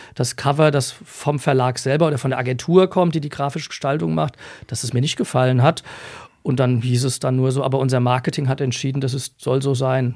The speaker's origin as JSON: {"language": "German", "town": "Essenheim", "region": "Rhineland-Palatinate", "country": "Germany", "tie": "born or raised there", "also_born_or_lived": "Leipzig", "said": "ich komme aus Essenheim, äh, bin auch da groß geworden"}